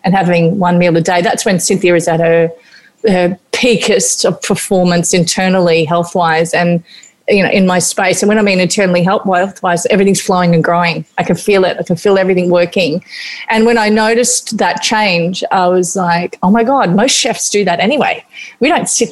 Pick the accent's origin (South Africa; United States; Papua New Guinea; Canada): Papua New Guinea; moved away; growing up in New Guinea and eating a lot of fermented fish